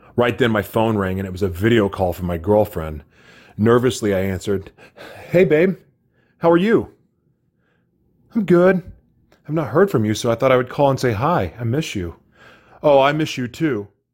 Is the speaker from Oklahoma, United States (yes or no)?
yes; Oklahoma City, Oklahoma, United States; moved away; I'm from Oklahoma City